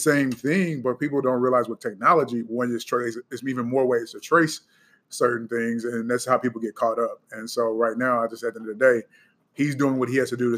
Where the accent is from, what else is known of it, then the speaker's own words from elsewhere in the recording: Chicago, Illinois, United States; moved away; I'm originally from Chicago